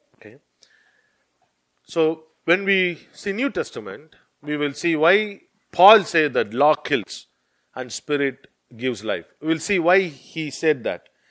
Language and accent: English; India; now in United Kingdom; I'm from India, I know only that culture